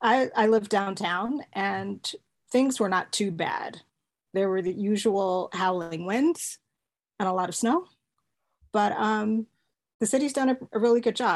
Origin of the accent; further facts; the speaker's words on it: Texas, United States; also born or lived in New York; now in Iceland; I grew up in Texas